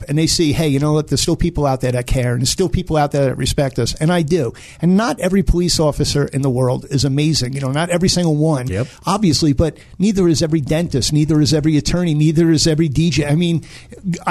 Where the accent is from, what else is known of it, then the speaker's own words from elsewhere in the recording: New York City, New York, United States; now in Colorado, United States; Brooklyn, New York